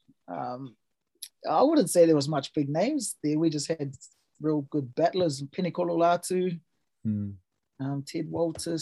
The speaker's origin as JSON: {"language": "English", "town": "Ruatoki", "region": "Bay of Plenty", "country": "New Zealand", "tie": "born or raised there", "also_born_or_lived": "Melbourne, Australia / Gisborne, New Zealand", "said": "it's a little small rural town, the capital of New Zealand, Ruatoki. Yeah, grew up in a little country town"}